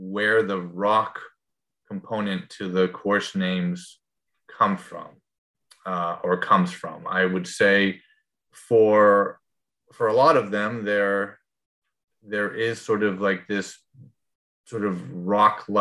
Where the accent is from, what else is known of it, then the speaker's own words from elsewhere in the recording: New England, United States; I'm from New England